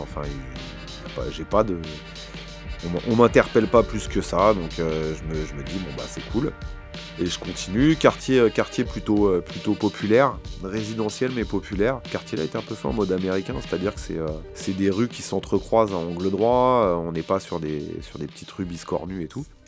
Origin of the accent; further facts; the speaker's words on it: Paris, Île-de-France, France; chez nous à Paris